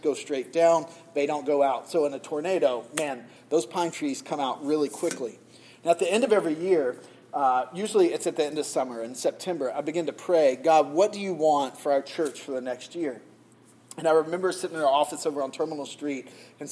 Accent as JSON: {"language": "English", "region": "the South", "country": "United States", "tie": "born or raised there", "accent": "Southern", "moved": "yes", "said": "I grew up in the South"}